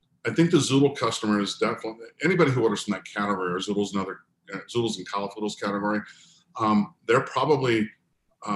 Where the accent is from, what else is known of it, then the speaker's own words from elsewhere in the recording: San Diego, California, United States; I'm from Southern California. I grew up in San Diego